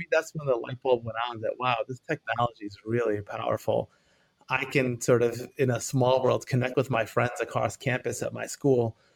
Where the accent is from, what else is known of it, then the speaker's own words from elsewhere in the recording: northern suburbs of Detroit, Michigan, United States; moved away as an adult; now in Bay Area, United States; I'm originally from Michigan. So I was born in the northern suburbs of Detroit. I lived there until I was 18